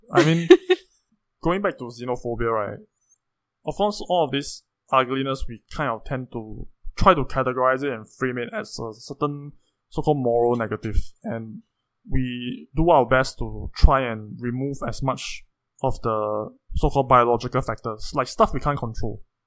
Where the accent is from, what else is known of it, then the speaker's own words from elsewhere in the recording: Singapore; as a Singaporean